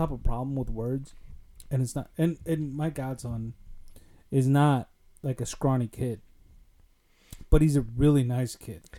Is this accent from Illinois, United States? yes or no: yes; Summit Argo, Illinois, United States; growing up in Summit Argo, there was definitely tougher kids and not so tougher kids.